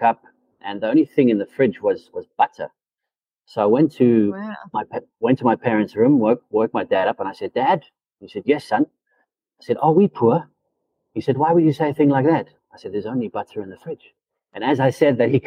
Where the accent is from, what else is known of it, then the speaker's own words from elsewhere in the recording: South Africa; also born or lived in Zimbabwe; I was born in Africa, in Zimbabwe, actually. But when I was five, for a better quality of life, better education, we moved to South Africa.